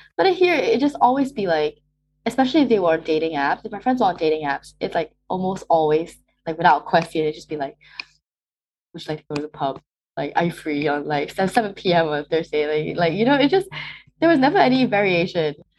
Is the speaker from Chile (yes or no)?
no; Malaysia; moved away as an adult; now in Cambridge, United Kingdom; I am originally from Malaysia